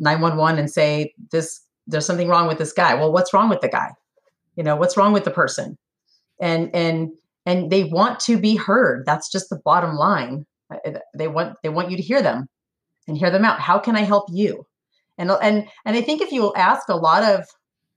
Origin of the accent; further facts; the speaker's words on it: California, United States; moved away as an adult; now in Tennessee, United States; I was born and raised in California